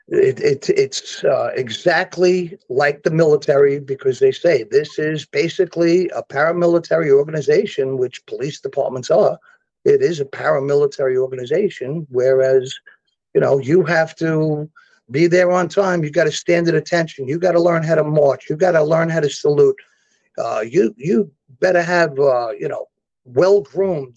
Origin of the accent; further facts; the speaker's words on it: New York City, New York, United States; old school Brooklyn stuff